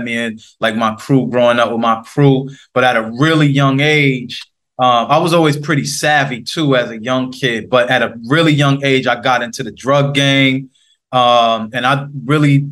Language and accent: English; New York City, New York, United States; I'm from the Queensbridge houses in New York City.